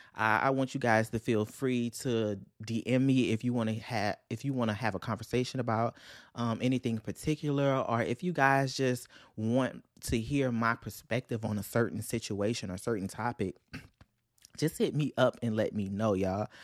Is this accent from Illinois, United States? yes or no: no; Louisiana, United States; I'm from Louisiana